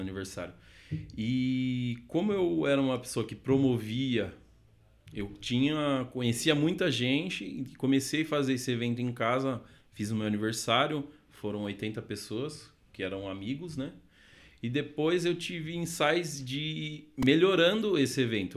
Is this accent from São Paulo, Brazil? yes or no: yes; Sorocaba, São Paulo, Brazil; also born or lived in Santo André; sou nascido em Sorocaba, é, cidade de São Paulo